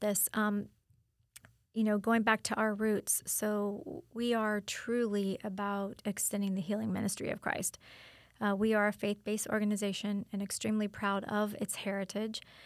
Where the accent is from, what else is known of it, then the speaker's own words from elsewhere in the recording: Wesley Chapel, Florida, United States; moved away as an adult; now in Auburndale, United States; my native Wesley Chapel